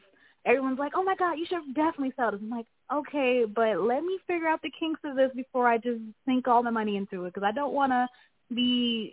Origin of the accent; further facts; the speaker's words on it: Detroit, Michigan, United States; also born or lived in Kalamazoo, Michigan; I'm actually from Detroit, Michigan, but right now, since I'm at school, you know, I'm in Kalamazoo.